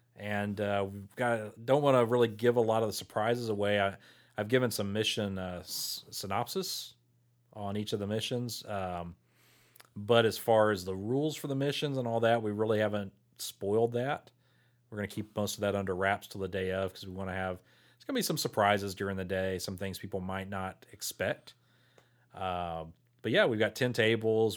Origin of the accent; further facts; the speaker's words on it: Port Lavaca, Texas, United States; now in Victoria, United States; I grew up in Portland Lavaca, so I wa, not from Victoria.